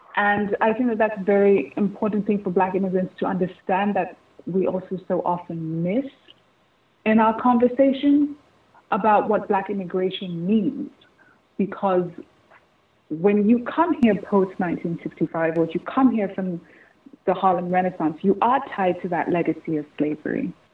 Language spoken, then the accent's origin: English; Nigeria; as a Nigerian